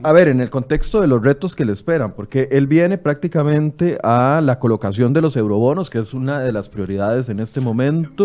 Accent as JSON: {"language": "Spanish", "country": "Costa Rica", "said": "como buenos ticos"}